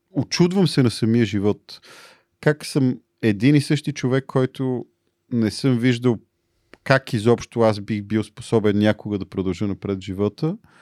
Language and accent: Bulgarian; Bulgaria; аз съм българин а, и говоря български